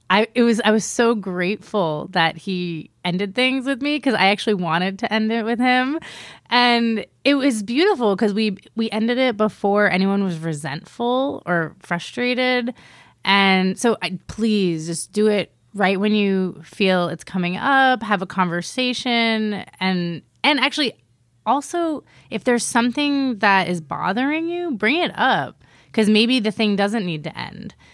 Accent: East Coast, United States; moved away; also born or lived in Miami / New York; I'm originally from the East Coast, Miami and New York.

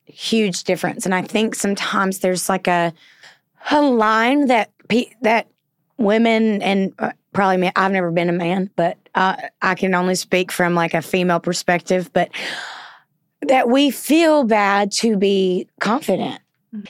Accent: the South, United States; accent: southern; My southern accent

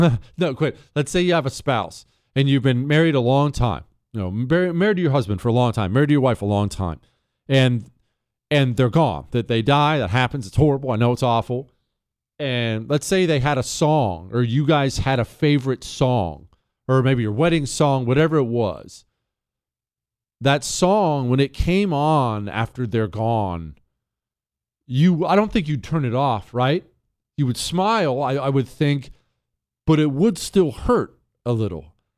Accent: Bozeman, Montana, United States; now in Texas, United States; I grew up in Bozeman, Montana. That's my area.

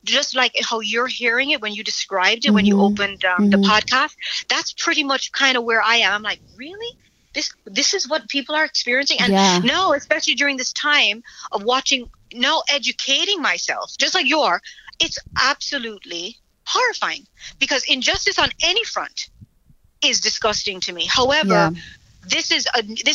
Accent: Jamaica; now in United States; when I grew up in Jamaica, just because of my family, I've never had to wait in line at a bank

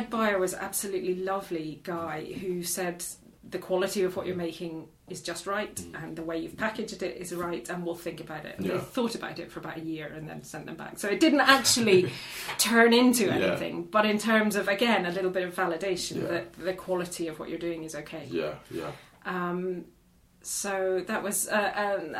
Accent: Black Isle, north of Inverness, Scotland, United Kingdom; moved away as an adult; also born or lived in Glasgow / London; now in Aberdeen, United Kingdom; From the Black Isle, just north of Inverness.

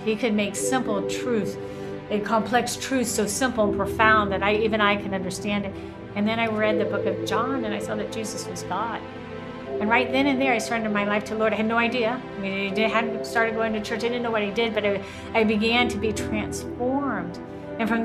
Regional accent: the South, United States; I grew up in the South

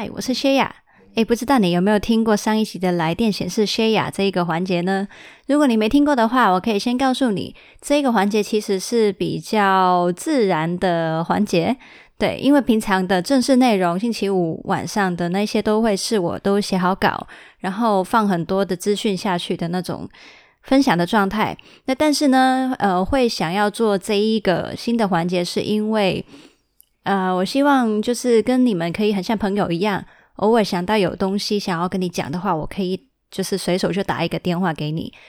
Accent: Hong Kong; 我其实是住在香港的。我从小到大就是因为我爸爸要在香港跟那个深圳工作，那所以就他，呃，他跟妈妈结婚的时候就已经是直接在香港生活，所以我其实是在香港长大的

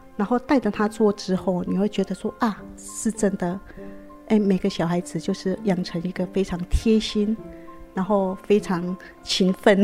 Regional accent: Yuanchang, Yunlin County, Taiwan; now in Taipei, Taiwan; 我们四代都是住在园长乡

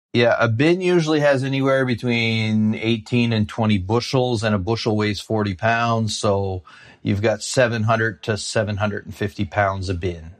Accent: Shediac, New Brunswick, Canada; I grew up in a small town called Shittiac, New Brunswick.

